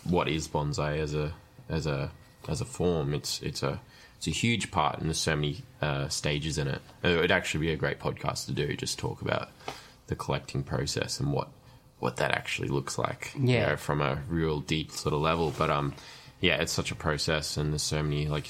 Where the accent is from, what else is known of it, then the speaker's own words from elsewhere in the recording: Australia; We're in Australia